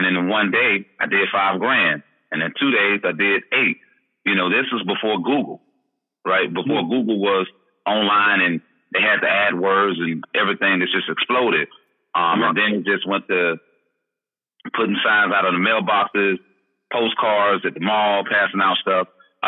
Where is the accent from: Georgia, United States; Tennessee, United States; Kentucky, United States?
Georgia, United States; Atlanta; Well, background, of course, I'm originally from Atlanta, Georgia.